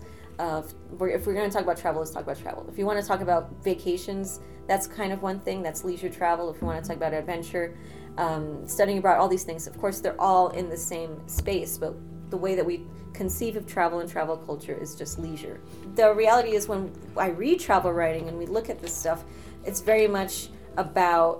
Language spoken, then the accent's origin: English; United States; also born or lived in Ecuador (family heritage); now in New York, United States; growing up in the United States, very much aware of my socioeconomic situation and my background and the immigration